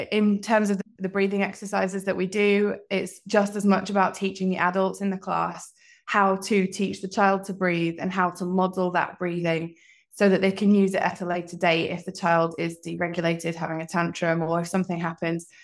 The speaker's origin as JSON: {"language": "English", "town": "Leeds", "region": "Yorkshire and the Humber", "country": "United Kingdom", "tie": "born or raised there", "also_born_or_lived": "Oxford / London / Scotland", "moved": "yes", "lives_now": "Hong Kong", "said": "I'm from the UK originally, from all over. Lived in Oxford, London. I grew up in Leeds, and most recently, I'm from Scotland"}